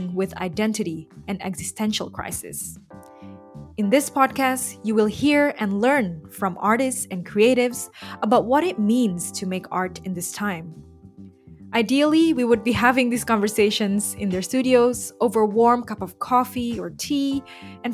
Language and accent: English; Jakarta, Indonesia; moved away; I was born and raised in Jakarta